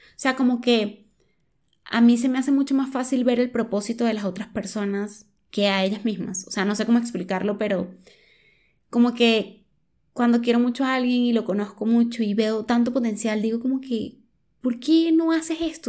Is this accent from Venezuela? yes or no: yes; Venezuela; moved away as an adult; yo soy de Venezuela, situación socioeconómica heavy, lo que me llevó a mudarme.